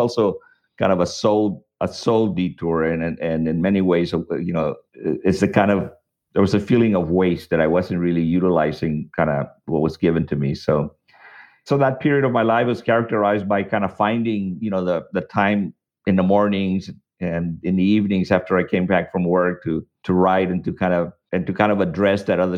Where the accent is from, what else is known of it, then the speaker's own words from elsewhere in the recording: Mexico; born there; Well, I was born in Mexico a long, long time ago.